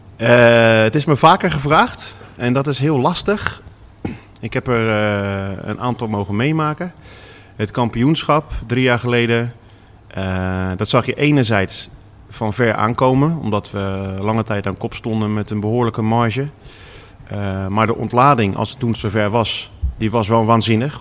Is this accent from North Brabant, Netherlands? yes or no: no; Vlaardingen, South Holland, Netherlands; also born or lived in Schiedam; ik woon tegenwoordig weer in Vlaardingen, waar ik ben geboren.